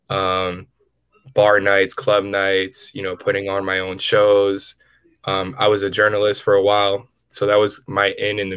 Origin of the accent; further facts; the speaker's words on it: New York City, New York, United States; I grew up in the Bronx.